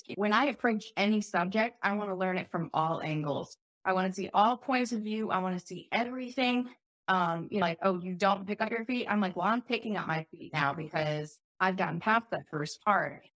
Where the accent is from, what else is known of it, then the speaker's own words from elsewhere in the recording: Chicago, Illinois, United States; moved away; also born or lived in Oregon; I grew up in Chicago